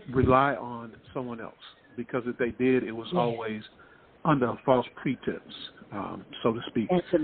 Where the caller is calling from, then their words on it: Columbia, South Carolina, United States; I'm calling from Columbia, South Carolina.